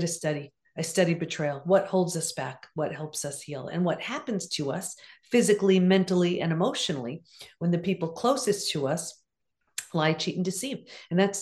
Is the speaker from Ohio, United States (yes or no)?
no; Long Island, New York, United States; also born or lived in California; I grew up in Long Island.